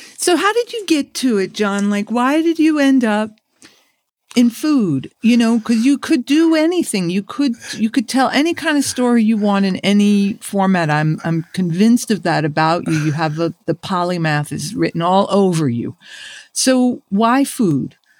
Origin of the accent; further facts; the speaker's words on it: New York City, New York, United States; we're both kids from the Burroughs.